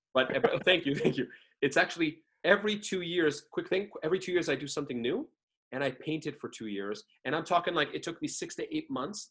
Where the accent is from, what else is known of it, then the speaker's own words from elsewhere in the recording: Canada; I'm a Canadian coming there